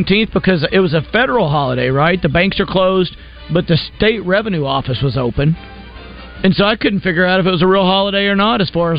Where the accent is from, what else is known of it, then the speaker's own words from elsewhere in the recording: Hot Springs, Arkansas, United States; I'm from Hot Springs, the area